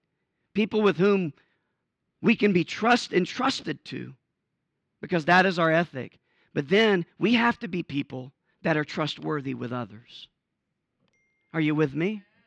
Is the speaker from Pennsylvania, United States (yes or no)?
no; Georgia, United States; also born or lived in Florida / Alabama; So I was raised in South Georgia, deep South Georgia, in poverty by a two-parent family. We moved from Florida to Alabama to Georgia at any given point in time.